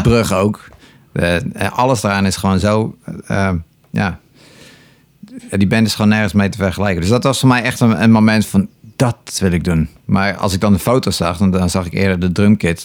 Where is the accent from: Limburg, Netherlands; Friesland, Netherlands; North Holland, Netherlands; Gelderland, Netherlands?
North Holland, Netherlands; Enkhuizen; also born or lived in Terschelling; ik woonde toen eh, in Enkhuizen. Eh, ik ben geboren op de Schelling overigens. Het eiland Schelling. Ja. daarna heb ik tien jaar in Enkhuizen gewoond. En ik was negen of tien